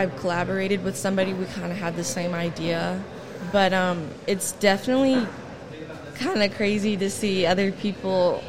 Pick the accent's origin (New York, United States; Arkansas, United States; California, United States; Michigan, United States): Arkansas, United States; Fort Smith; Fort Smith, Arkansas.